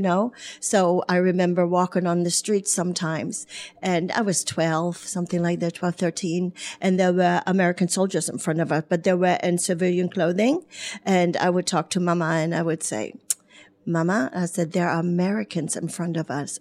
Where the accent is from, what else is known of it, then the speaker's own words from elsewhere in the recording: Bremerhaven, Bremen, Germany; English is a second language; also born or lived in Spain / Horse Cave, Kentucky; now in Brownsburg, United States; I was born in Bremerhaven, Germany